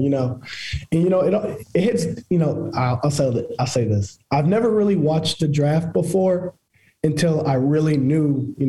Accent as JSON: {"language": "English", "town": "Jacksonville", "region": "Florida", "country": "United States", "said": "I'm from Jacksonville."}